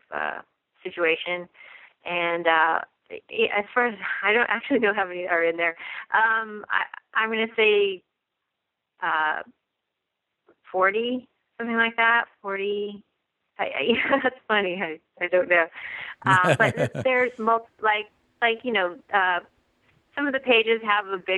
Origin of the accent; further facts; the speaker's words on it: Nevada City, California, United States; I'm from Nevada City, California